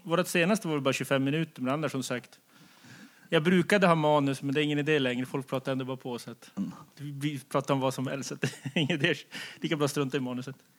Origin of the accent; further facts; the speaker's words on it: Kiruna, Norrbotten County, Sweden; moved away; Jag är ju sprungen från Kiruna